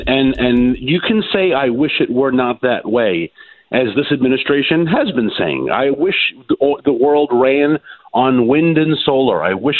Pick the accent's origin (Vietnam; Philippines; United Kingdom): Vietnam; born there; and I was born in Vietnam